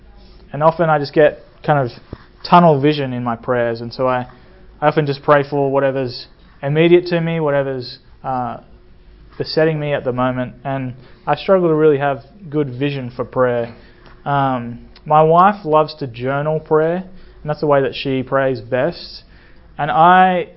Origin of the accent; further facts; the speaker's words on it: Australia; moved away as an adult; also born or lived in Sydney, Australia; now in United States; I come from Sydney, Australia, and that's partly true. I grew up in small towns around Australia